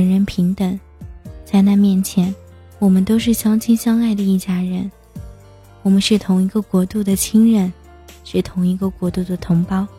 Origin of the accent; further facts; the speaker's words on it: Tianjin, China; 我看到了我的家乡天津发生了这个爆炸事件